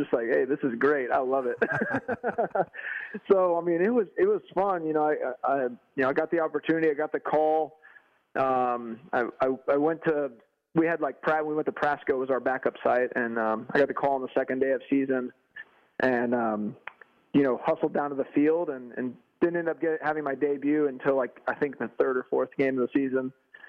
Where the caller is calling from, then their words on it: Texas, United States; Man, I'm in Texas right now.